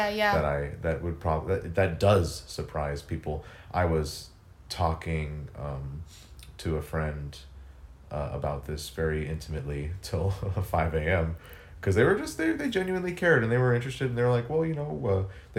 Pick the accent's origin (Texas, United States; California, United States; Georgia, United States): Texas, United States; now in Atlanta, United States; I grew up in Texas. It was, like, in between San Antonio and Johnson City